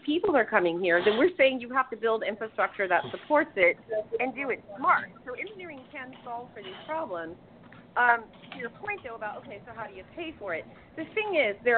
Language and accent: English; Miami, Florida, United States; now in Tampa, United States; I'm from Miami originally. That's where I grew up.